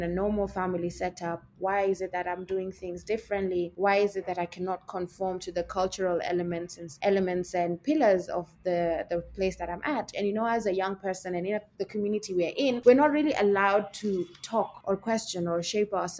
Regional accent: Mombasa, Mombasa County, Kenya; also born or lived in Malaysia; I am from Kenya. So I grew up on the coastal line of Kenya, which is Mombasa. I was born, I was raised, I schooled

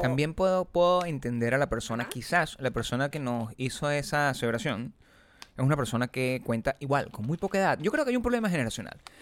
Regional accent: Venezuela; yo soy venezolano

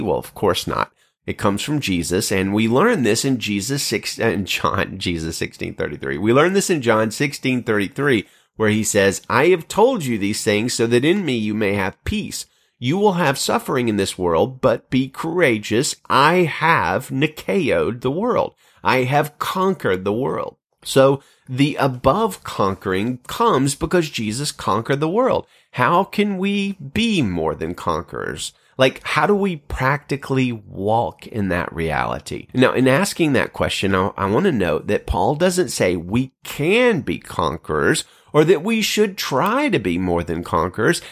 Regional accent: Birmingham, Alabama, United States; moved away as an adult; now in Central California, United States; my hometown of Birmingham, Alabama

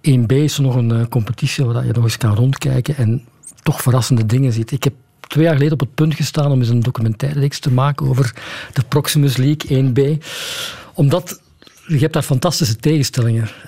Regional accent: Lommel, Flanders, Belgium; born there; now in Leuven, Belgium; Kijk, ik ben geboren in Lommel, ik woon in Leuven.

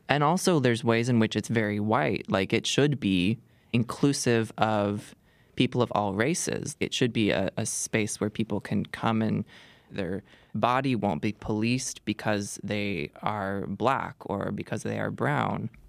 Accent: Seattle, Washington, United States; I grew up in Seattle in a suburb

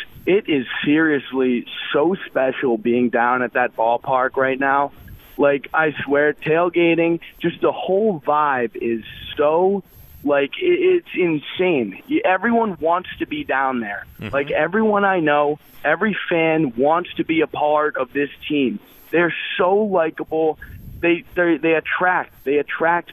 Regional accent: Downingtown, Pennsylvania, United States; moved away as an adult; now in Kutztown, United States; I'm actually originally from Downingtown, but I'm at school right now in Kutztown

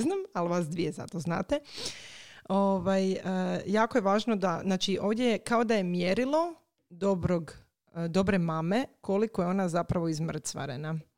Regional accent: Croatia; kod nas u Hrvatskoj

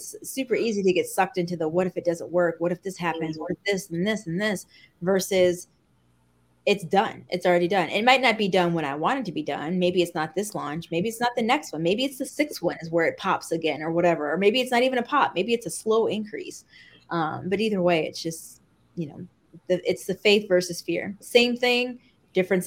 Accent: Midwest, United States; I say pop because I'm from the Midwest. So to me, soda is pop

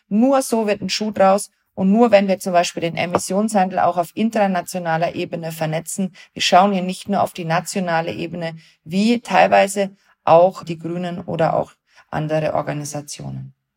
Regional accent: Germany; wir als Deutsche

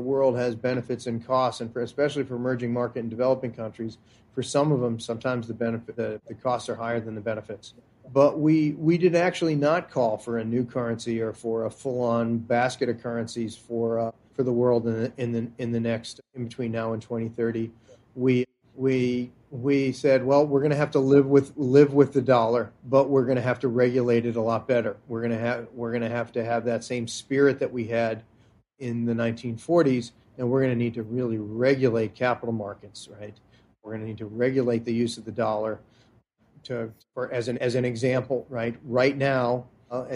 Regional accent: United States; I'm the American of these two authors, and as an American

